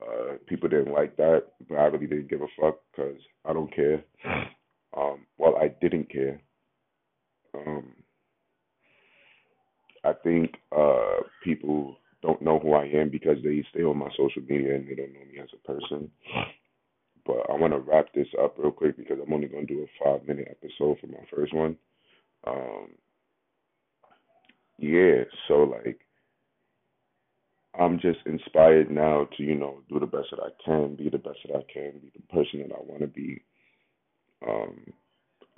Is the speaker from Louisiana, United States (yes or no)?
no; New York City, New York, United States; also born or lived in Bronx, New York; I'm from Harlem, New York. Born in Bronx, New York